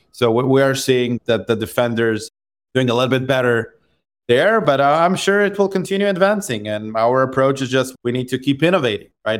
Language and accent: English; Israel; I grew up in Israel